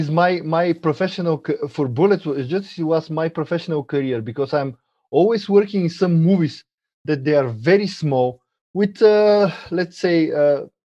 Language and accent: English; Bulgaria; English is a second language; I'm from Bulgaria.